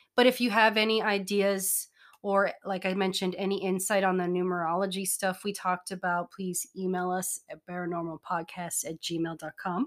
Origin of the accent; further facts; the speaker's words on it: Hawaii, United States; moved away; I'm from Hawaii.